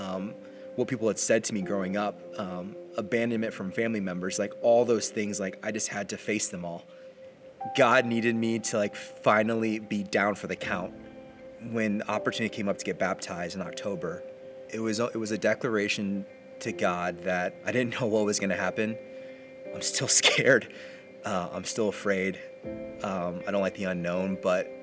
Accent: Indiana, United States; from a small farm town just west of Indianapolis

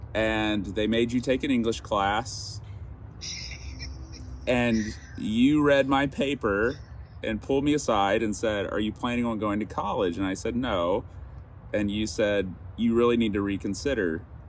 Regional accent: Gwinnett County, Georgia, United States; I was telling my story of growing up in Gwinnett County, and I was not even going to go to college.

